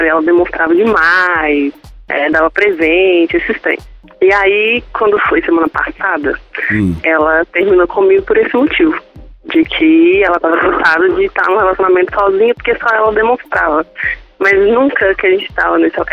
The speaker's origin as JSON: {"language": "Portuguese", "town": "Belo Horizonte", "region": "Minas Gerais", "country": "Brazil", "said": "Eu sou de Belo Horizonte."}